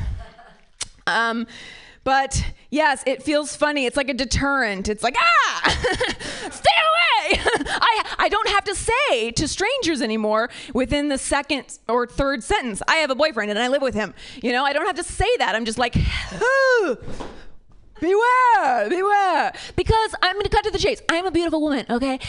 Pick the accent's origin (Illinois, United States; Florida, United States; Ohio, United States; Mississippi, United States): Ohio, United States; near Cincinnati; now in California, United States; I'm from Ohio, uh, the like rural, uh, very conservative part of Ohio near Kentucky. Cincinnati is the city